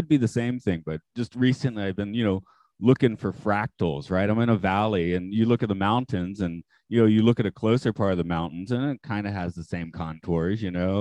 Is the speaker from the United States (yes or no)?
yes; Atlanta, Georgia, United States; now in Japan; I'm from Atlanta